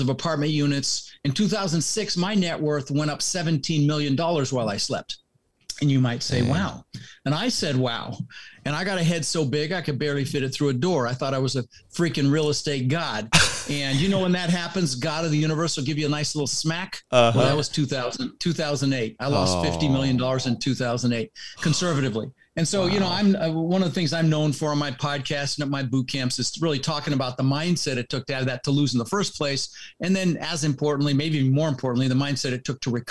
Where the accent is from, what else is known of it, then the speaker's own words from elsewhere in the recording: Denver, Colorado, United States; also born or lived in Netherlands; Ended up in Denver, Colorado